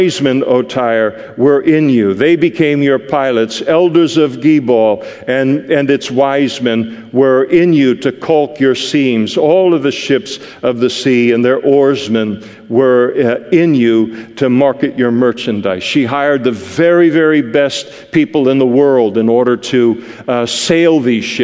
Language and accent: English; Scot, Scotland, United Kingdom; me as a Scot